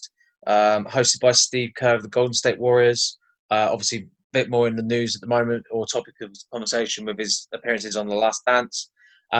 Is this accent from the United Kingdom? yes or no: yes; Cornwall, South West England, United Kingdom; now in London, United Kingdom; currently living in London, originally from Cornwall